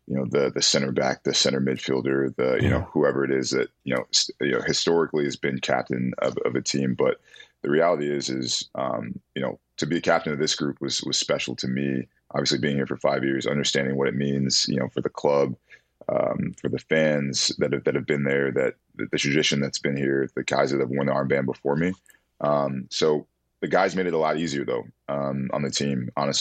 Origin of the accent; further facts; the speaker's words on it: Atlanta, Georgia, United States; I was from Atlanta